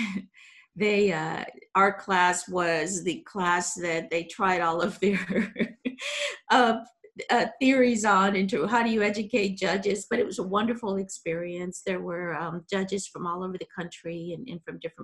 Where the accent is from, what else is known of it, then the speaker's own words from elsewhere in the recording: Houston, Texas, United States; also born or lived in Chicago, Illinois; I've lived in Texas most of my life, but I was born in Chicago.